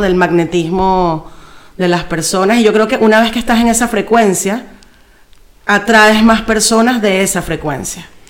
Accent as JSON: {"language": "Spanish", "town": "Caracas", "region": "Capital District", "country": "Venezuela", "tie": "born or raised there", "moved": "as an adult", "lives_now": "Madrid, Spain", "said": "Caracas es la ciudad donde yo nací y crecí"}